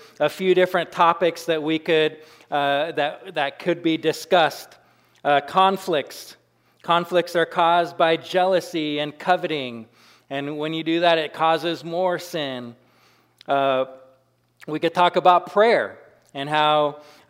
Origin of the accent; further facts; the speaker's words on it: Washington, United States; now in Carrington, United States; I grew up in Washington but I was on the side that it didn't rain very much